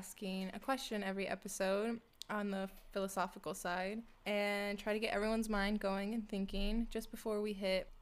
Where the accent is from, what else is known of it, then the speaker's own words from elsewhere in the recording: California, United States; moved away as an adult; now in Minnesota, United States; I'm from California, and I just moved to Minnesota for my job.